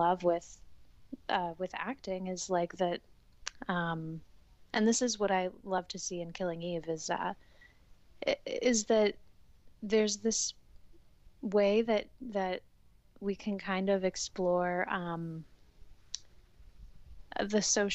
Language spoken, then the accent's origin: English; England, United Kingdom; now in New York, United States; We're both English and 26